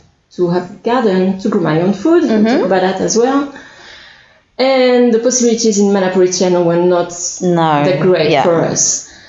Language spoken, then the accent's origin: English; France; English is a second language; moved away as an adult; also born or lived in Australia; now in Ohai, New Zealand; I'm originally from France.